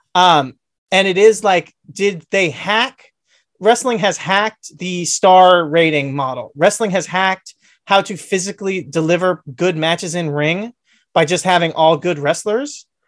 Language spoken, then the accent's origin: English; Southern California, United States; I'm from Southern California